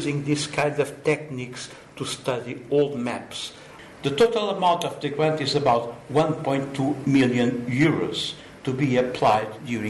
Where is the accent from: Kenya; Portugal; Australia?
Portugal; Lisbon; I was born in Lisbon, Portugal, 69 years ago